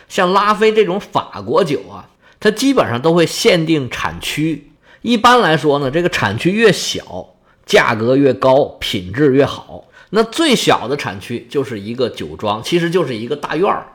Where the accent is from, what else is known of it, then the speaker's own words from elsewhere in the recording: China; 我们内地人